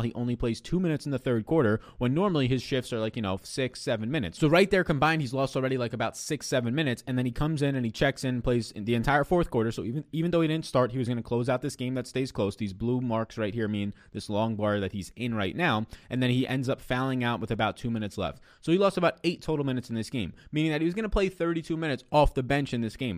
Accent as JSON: {"language": "English", "region": "New York", "country": "United States", "said": "I'm an Italian from New York"}